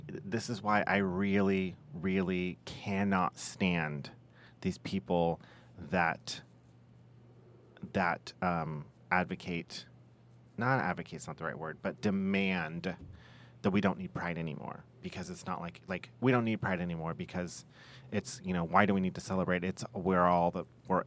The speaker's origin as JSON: {"language": "English", "town": "Arcata", "region": "California", "country": "United States", "tie": "born or raised there", "said": "the cult that I was raised in was in Arcata"}